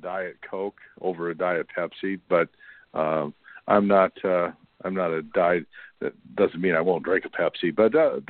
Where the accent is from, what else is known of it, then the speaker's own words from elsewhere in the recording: Midwest, United States; As a Midwesterner